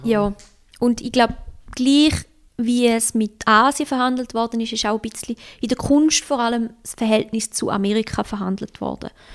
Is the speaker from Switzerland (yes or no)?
yes; Switzerland; also born or lived in Osaka, Japan; ich als Schweizer